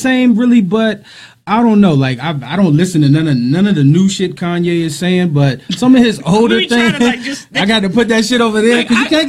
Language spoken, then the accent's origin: English; Clinton, Maryland, United States; Clinton, Maryland.